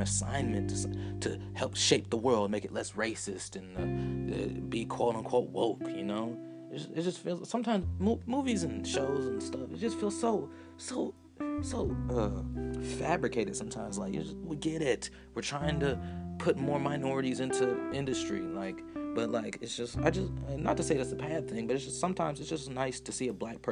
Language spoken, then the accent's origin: English; Atlanta, Georgia, United States; moved away as an adult; growing up in Atlanta